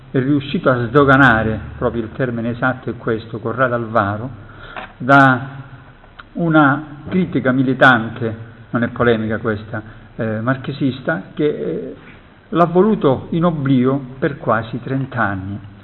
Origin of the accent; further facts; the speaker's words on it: Calabria, Italy; sono calabrese